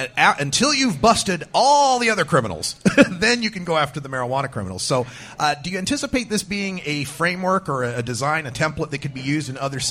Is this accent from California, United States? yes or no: no; Portland, Oregon, United States; I'm from Portland, Oregon.